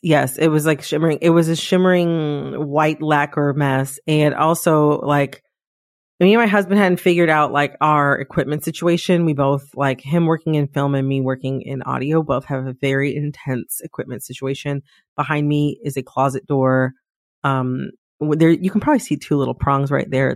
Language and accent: English; Midwest, United States; an American from the Midwest